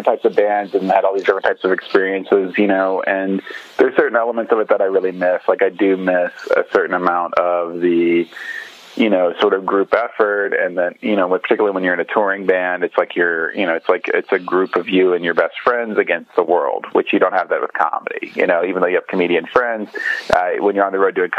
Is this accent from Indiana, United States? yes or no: yes; Borden, Indiana, United States; moved away as an adult; now in Bloomington, United States; I'm from Borden, Indiana, which is down south about 40 minutes north of Louisville, Kentucky